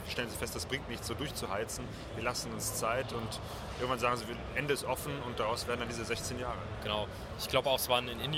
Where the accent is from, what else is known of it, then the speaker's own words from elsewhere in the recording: North Rhine-Westphalia, Germany; ich kann mich sogar noch erinnern, äh, ich bin in der Nähe von Köln aufgewachsen